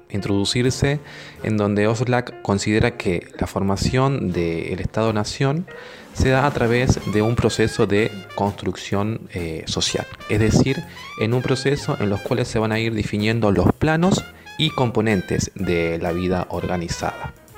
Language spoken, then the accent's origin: Spanish; Argentina